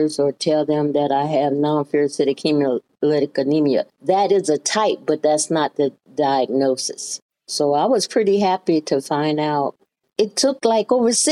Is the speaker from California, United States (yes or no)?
no; Birmingham, Alabama, United States; moved away as an adult; now in Ohio, United States; I was born in Birmingham, Alabama